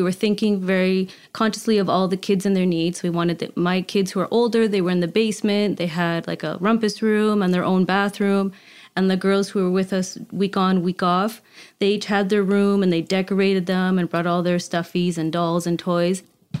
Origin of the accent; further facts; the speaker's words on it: Canada; But I always knew I wanted to come back to Canada, being Canadian, and my children as well, having their Canadian birthright.